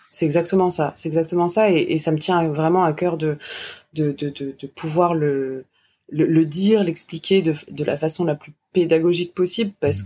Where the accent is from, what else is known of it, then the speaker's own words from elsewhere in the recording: France; je suis vraiment française